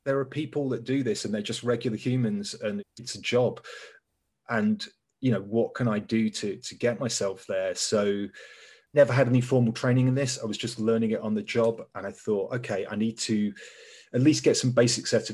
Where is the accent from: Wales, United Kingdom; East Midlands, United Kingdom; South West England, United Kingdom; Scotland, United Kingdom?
East Midlands, United Kingdom; Leicester; moved away as an adult; now in London, United Kingdom; we grew up in Leicester